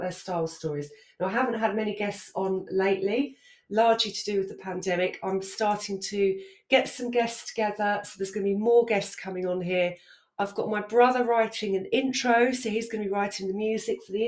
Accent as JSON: {"language": "English", "area": "Essex", "region": "East of England", "country": "United Kingdom", "tie": "born or raised there", "said": "I grew up in Essex."}